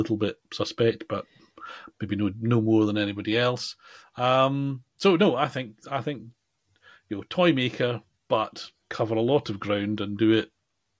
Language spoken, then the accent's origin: English; United Kingdom; we're British